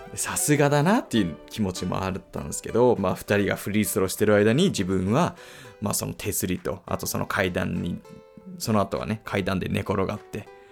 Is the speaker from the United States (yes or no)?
yes; United States; moved away; 僕アメリカ育ちなんですけど